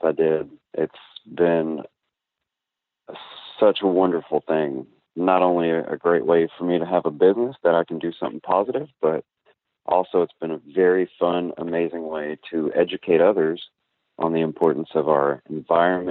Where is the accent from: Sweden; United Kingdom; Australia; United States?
United States; League City, Texas; I'm a H-Town baby. So I'm 31. I grew up here in Houston in the League City area, in between here and Galveston